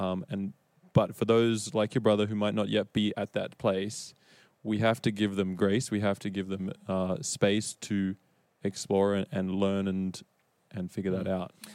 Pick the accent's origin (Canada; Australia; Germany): Australia; moved away as an adult; now in United States; I am Australian and I've been in the States now since 2017